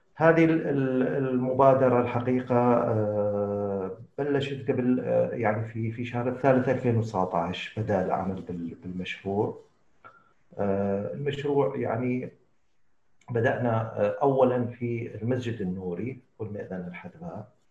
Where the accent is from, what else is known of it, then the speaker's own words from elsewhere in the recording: Mosul, Nineveh, Iraq; انا ابن الموصل ولاده الموصل ودراسه الموصل وخريج الموصل